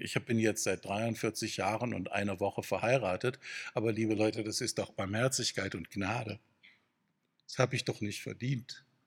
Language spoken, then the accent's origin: German; Freudenstadt, Baden-Württemberg, Germany; in meiner Heimatstadt Freudenstadt